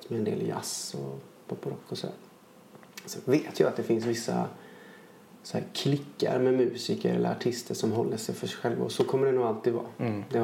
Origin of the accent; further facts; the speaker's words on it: Jönköping, Jönköping County, Sweden; born there; Eh, det är svårt att säga men jag är född i Jönköping.